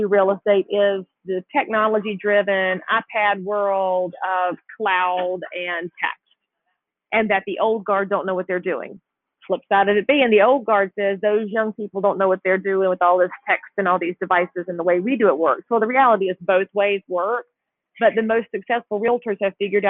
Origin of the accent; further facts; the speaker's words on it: the South, United States; growing up in the South